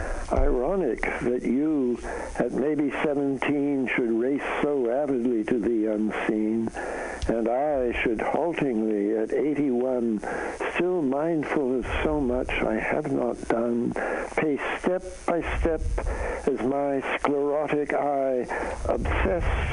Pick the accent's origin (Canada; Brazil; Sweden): Canada; moved away; I'm a Canadian, so I come from north of the border